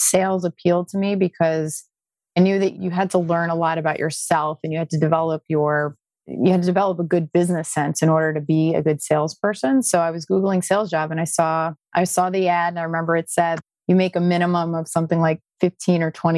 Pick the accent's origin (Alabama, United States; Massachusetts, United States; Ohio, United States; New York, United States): New York, United States; Westchester; moved away as an adult; also born or lived in Maryland; now in Palm Beach Gardens, United States; I'm from New York. I grew up in Westchester.